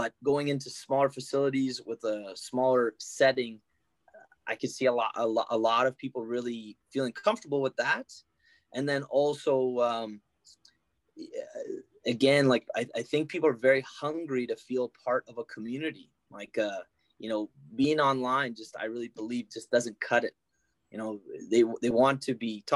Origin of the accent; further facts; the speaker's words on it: Ottawa, Ontario, Canada; I'm from Ottawa